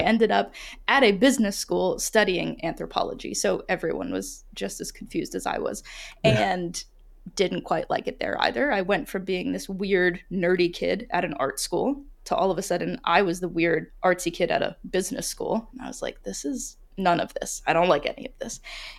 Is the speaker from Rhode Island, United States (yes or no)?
yes; Rhode Island, United States; growing up in Rhode Island, a lot of kids were going to Brown. They were going to Yale.